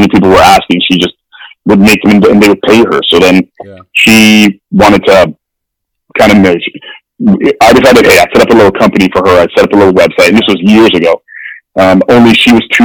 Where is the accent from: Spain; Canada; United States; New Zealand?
Canada; Winnipeg, Manitoba; also born or lived in London, England; I was born in London, England. And then I moved to Winnipeg when I was 5